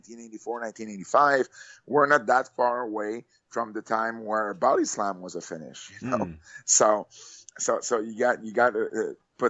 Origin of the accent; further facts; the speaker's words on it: Montreal, Quebec, Canada; I am from Canada, Montreal